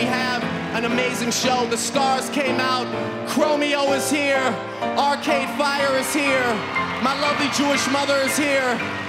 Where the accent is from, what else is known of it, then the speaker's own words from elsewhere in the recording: Toronto, Ontario, Canada; my hometown and the greatest city in the entire world, Toronto!